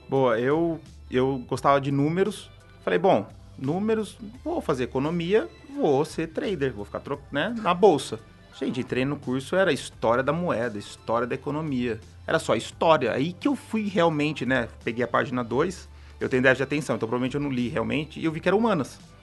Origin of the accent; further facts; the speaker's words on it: São Carlos, São Paulo, Brazil; A gente é de São Carlos. É, aí eu fui, fiz, fiz é, engenharia